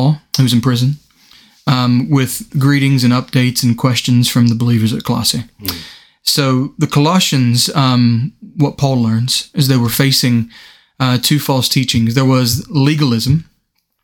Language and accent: English; United States; moved away as an adult; now in United Kingdom; being American